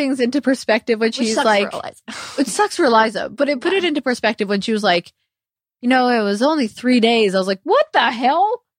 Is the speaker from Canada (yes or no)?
yes; Canada; Hey, I'm Canadian.